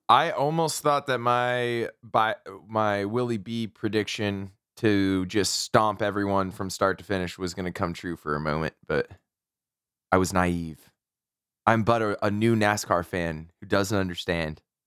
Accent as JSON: {"language": "English", "region": "Texas", "country": "United States", "said": "I'm from Texas"}